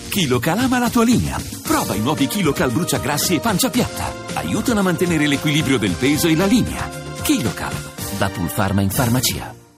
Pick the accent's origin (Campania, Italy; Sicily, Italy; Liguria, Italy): Sicily, Italy; also born or lived in Pisa; proprio qui in Sicilia, nella mia città natale